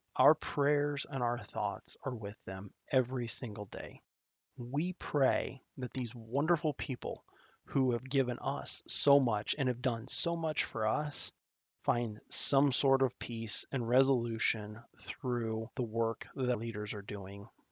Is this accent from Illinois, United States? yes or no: no; Nebraska, United States; my home state of Nebraska